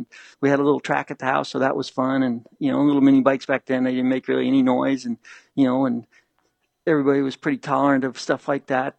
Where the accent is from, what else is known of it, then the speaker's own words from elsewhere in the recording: Ohio, United States; growing up in Ohio, like I did